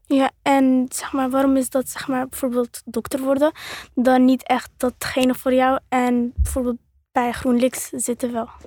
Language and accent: Dutch; Netherlands; mijn afkomst is Marokkaans en ik ben geboren in Nederland